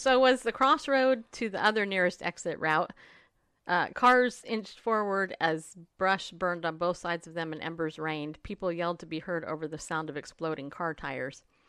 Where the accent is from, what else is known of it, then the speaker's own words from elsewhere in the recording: California, United States; I grew up in California.